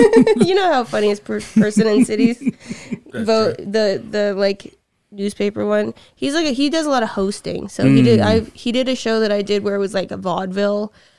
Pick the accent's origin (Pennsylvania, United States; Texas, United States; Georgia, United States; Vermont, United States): Vermont, United States; moved away as an adult; now in Cincinnati, United States; I'm from Vermont.